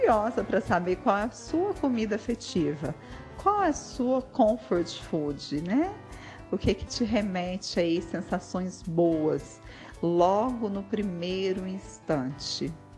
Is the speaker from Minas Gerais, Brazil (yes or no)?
yes; Bom Jesus da Penha, Minas Gerais, Brazil; also born or lived in Uberlândia; Eu nasci em Uberlândia, mas muito jovem fui para Bom Jesus da Penha e daí fui morar num sítio, né, na roça